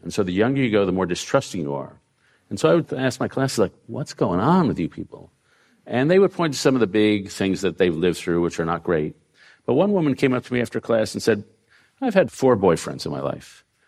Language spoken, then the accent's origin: English; New York, United States; We grew up in New York at the same time.